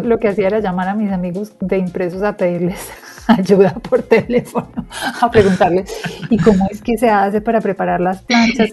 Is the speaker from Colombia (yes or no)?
yes; Colombia; accent: Colombian; yo soy bien colombiana